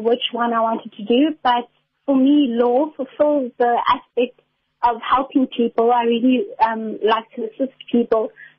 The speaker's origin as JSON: {"language": "English", "town": "Port Elizabeth", "region": "Eastern Cape", "country": "South Africa", "said": "I'm studying at NMMU. I'm from Port Elizabeth."}